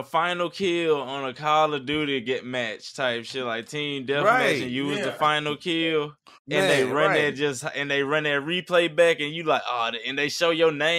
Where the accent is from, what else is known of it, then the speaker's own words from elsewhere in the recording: Northern Louisiana, United States; accent: Northern Louisiana; moved away as an adult; now in Texas, United States; I'm from Louisiana. That's how we fucking talk.